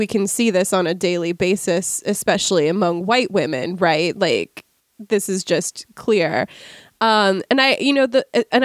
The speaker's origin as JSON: {"language": "English", "region": "Washington", "country": "United States", "tie": "born or raised there", "said": "as a native resident of Washington State"}